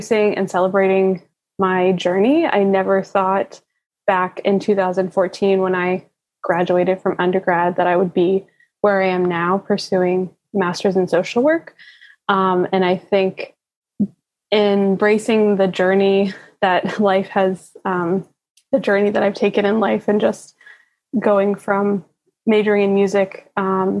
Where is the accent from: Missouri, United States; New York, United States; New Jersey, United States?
New York, United States; from Brooklyn, New York